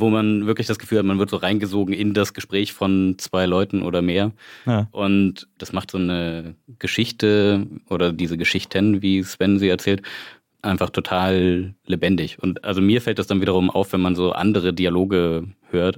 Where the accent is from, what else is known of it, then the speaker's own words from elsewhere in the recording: Wismar, Mecklenburg-Vorpommern, Germany; now in Leipzig, Germany; ich komme würdig aus Wismar, lebe aber in Leipzig schon seit einigen Jahren